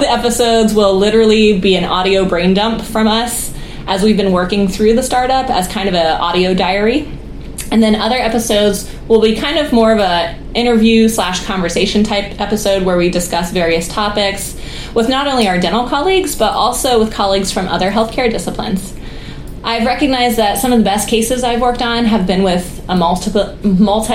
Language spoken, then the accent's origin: English; Columbus, Ohio, United States; moved away as an adult; now in Baltimore, United States; I grew up in Columbus, Ohio